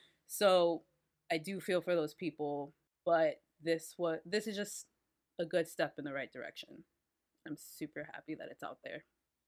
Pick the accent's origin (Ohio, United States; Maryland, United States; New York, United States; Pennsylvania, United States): New York, United States; Washington Heights; I am from Washington Heights.